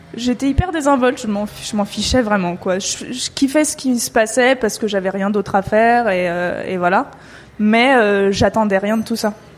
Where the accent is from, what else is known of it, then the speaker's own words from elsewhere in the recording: Paris suburbs, Île-de-France, France; je, viens de banlieue. Et même si je suis pas loin de Paris, euh, ça reste la campagne, là où je suis, enfin là où j'ai grandi